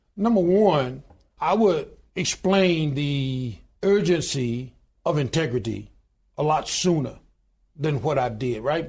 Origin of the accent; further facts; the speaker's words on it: Goodwater, Alabama, United States; I was born in a little small town in Goodwater, Alabama, population twelve hundred and ninety-two today.